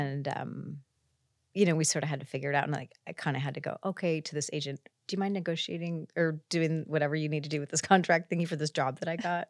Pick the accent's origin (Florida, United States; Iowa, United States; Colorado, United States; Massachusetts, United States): Iowa, United States; moved away as an adult; also born or lived in California; I came out from Iowa to a college in California